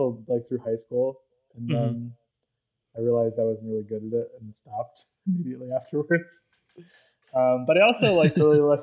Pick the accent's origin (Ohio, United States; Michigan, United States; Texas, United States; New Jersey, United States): Ohio, United States; Canton; moved away; I grew up in Ohio, Canton, Ohio